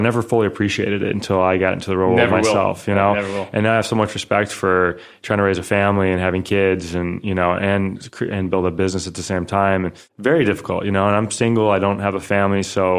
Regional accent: Northern Indiana, United States; So I'm from the Midwest, grew up in Northern Indiana, and really a family of entrepreneurs.

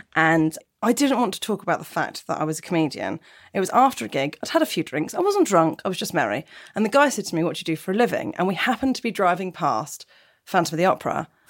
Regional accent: Portsmouth, South East England, United Kingdom; I come from Portsmouth

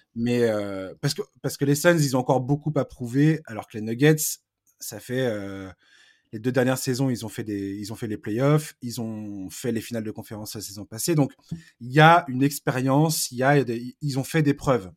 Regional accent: France; je vais parler français parce que je suis français

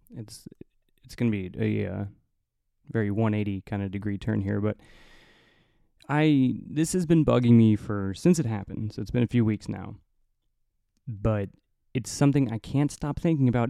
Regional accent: Indiana, United States; moved away; I'm from the cornfields of Indiana

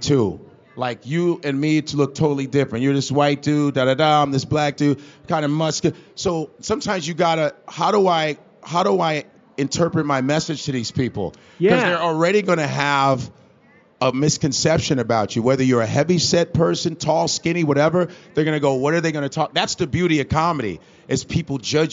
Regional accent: Chicago, Illinois, United States; I grew up around the Cubs Stadium, like I wasn't that far from Wrigley Field

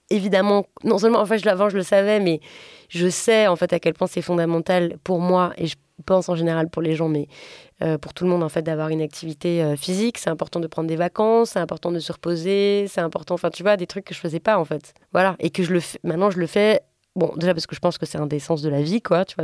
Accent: Strasbourg, Grand Est, France; Je viens de Strasbourg et c'est la SNCF qui fait les trains.

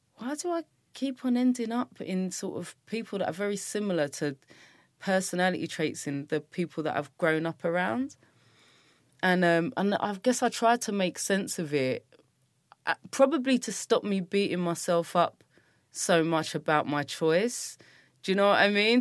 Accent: London, United Kingdom; I grew up in Brixton and grew up in Streatham, South London

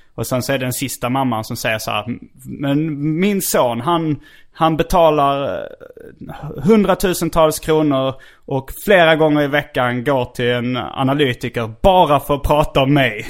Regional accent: Hjärup, Skåne, Sweden; moved away; also born or lived in Stockholm; Hjärup. Det är min hemort

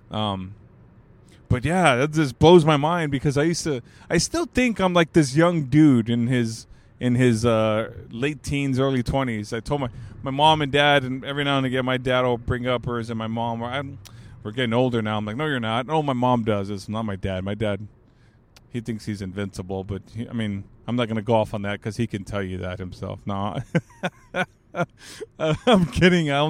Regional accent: California, United States; and I'm from the Bay Area, man. I'm from the Bay.

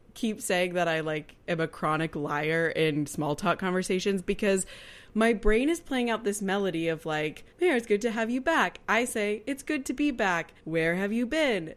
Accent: Kansas City, United States; me being from Kansas City is whenever I say I'm from Kansas City, they're like, "Kansas or Missouri?"

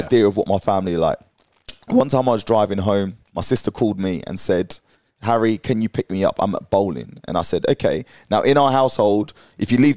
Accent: St Helier Hospital, London, United Kingdom; I was born in the UK. Okay. I was born in St. Helier Hospital, opposite the track where I first started training

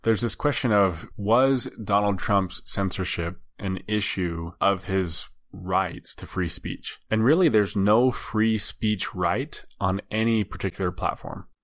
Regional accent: United States; as an American

